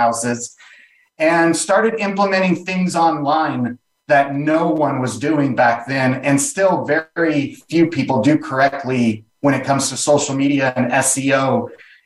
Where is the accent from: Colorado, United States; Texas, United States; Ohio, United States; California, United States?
California, United States; Ventura; also born or lived in Beverly Hills / Van Nuys / Los Angeles; Born in Beverly Hills, but most of my life, I grew up in a little beach town north of Malibu, south of Santa Barbara, called Ventura Beach.